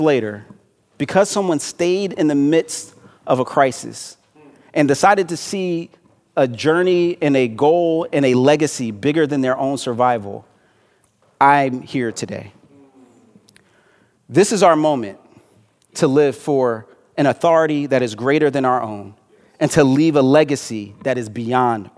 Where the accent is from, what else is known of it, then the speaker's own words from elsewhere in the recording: Philadelphia, Pennsylvania, United States; My city, my hometown, Philadelphia